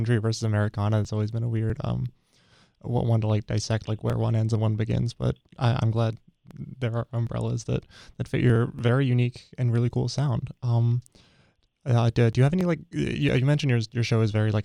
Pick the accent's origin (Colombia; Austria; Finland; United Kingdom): United Kingdom; moved away; also born or lived in Raleigh, North Carolina; as a British person